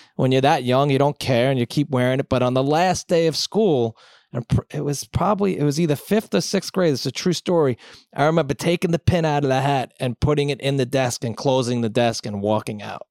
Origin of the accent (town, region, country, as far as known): Long Island, New York, United States; born or raised there; moved away as an adult; also born or lived in Manhattan / Brooklyn; now in Bronx, United States